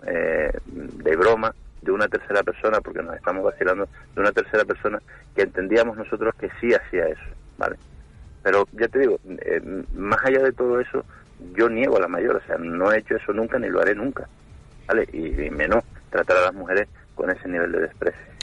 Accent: Tejina, Canary Islands, Spain; yo soy un chico de Tejina

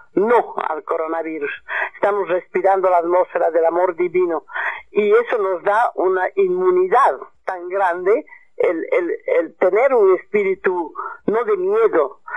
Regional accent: Cochabamba, Bolivia; moved away as an adult; also born or lived in Morocco / Europe / Australia; aquí ahora estoy en mi tierra natal, en mis raíces

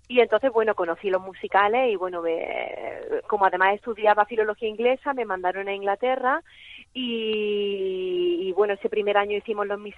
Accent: Loja, Andalusia, Spain; born or raised there; moved away as an adult; also born or lived in Madrid; now in Barcelona, Spain

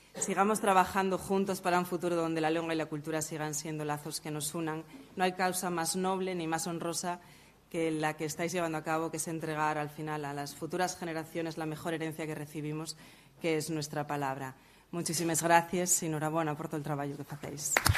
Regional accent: Asturias, Spain

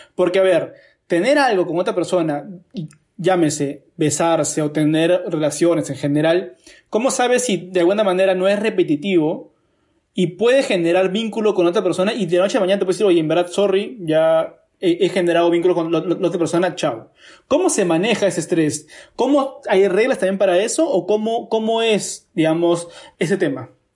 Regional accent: Lima, Peru; como sociedad limeña

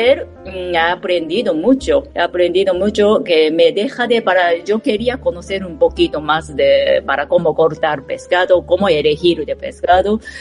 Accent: Japan; Spanish is a second language; moved away as an adult; now in Madrid, Spain; como soy japonesa

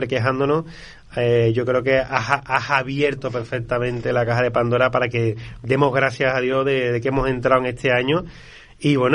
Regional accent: Málaga, Andalusia, Spain; bueno, pues yo soy de Málaga

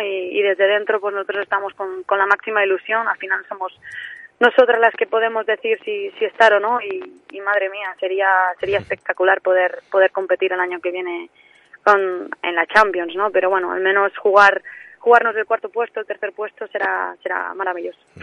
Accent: mainland Spain, Spain; accent: peninsular; moved away as an adult; now in Tenerife, Spain; tengo el acento muy peninsular

